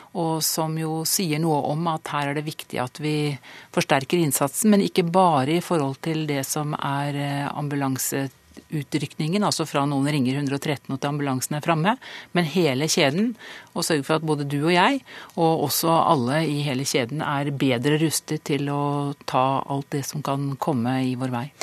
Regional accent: Østfold, Norway; Jeg kommer fra Østfold

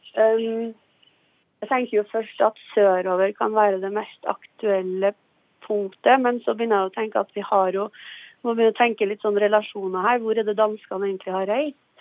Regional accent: Trondheim, Trøndelag, Norway; accent: Trondheim dialect; now in Nesodden, Norway; Jeg er opprinnelig fra Trondheim, ja. Um, så det er der dialekten sitter fra.

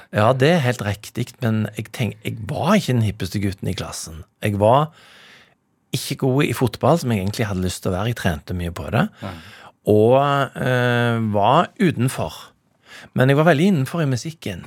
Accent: Stavanger, Rogaland, Norway; now in Bergen, Norway; jeg er oppvokst i Stavanger

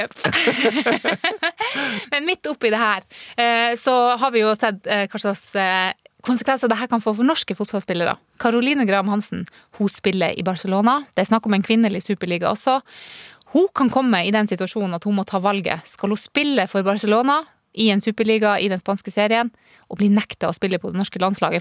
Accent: Burfjord, Troms og Finnmark, Norway; 13 år gammel i Burfjord, en lite eh, bygdesamfunn helt nord der jeg vokste opp

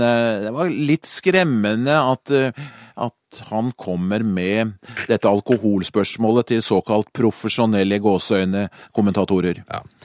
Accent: Skedsmo, Akershus, Norway; så satt jeg hjemme i Skedsmo

